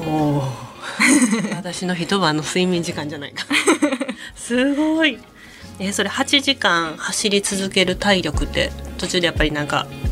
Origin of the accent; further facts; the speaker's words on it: Kyoto, Japan; 地元が京都